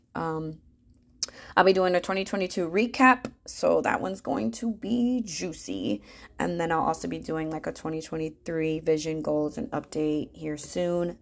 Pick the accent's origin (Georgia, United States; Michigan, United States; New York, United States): Michigan, United States; Grand Rapids; born or raised there; moved away as an adult; now in Charlotte, United States